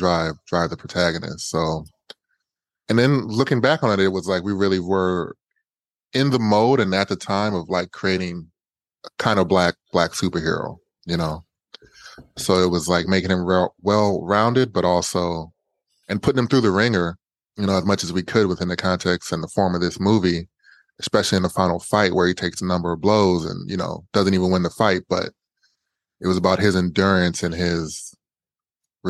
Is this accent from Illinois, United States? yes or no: no; Indiana, United States; also born or lived in Ohio; now in Los Angeles, United States; I'm from the Midwest, and I could have stayed in Ohio and or moved back to Indiana, where I'm actually from